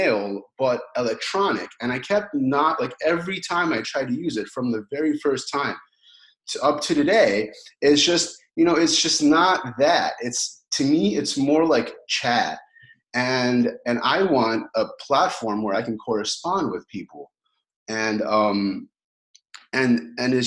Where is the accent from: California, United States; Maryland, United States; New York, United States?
Maryland, United States; Baltimore; moved away as an adult; also born or lived in Kyiv, Ukraine / Chicago, United States; I moved to the United States in 1990 with my family and moved to Baltimore and lived there until I was like, you know, 18